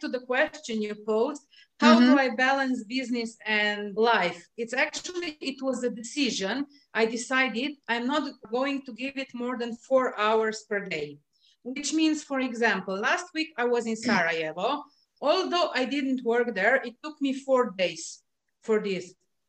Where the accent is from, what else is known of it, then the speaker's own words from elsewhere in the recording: Slovenia; English is a second language; You know, I'm not from any of the countries where this language is official language. I'm from Slovenia